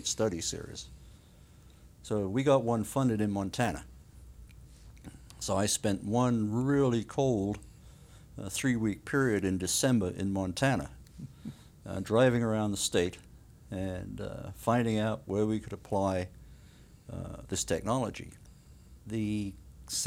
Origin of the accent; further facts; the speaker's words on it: United Kingdom; moved away; also born or lived in South Wales; I was born and raised in the UK